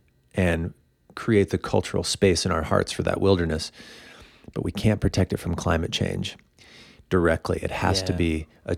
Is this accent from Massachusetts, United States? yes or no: no; Illinois, United States; also born or lived in Indiana; now in Boulder, United States; From Illinois. I'm from Indiana.